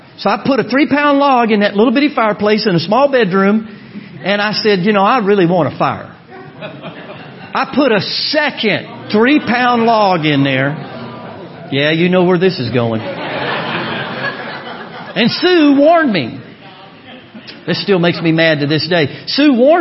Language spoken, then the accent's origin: English; Orlando, Florida, United States; moved away; I'm from Orlando, Florida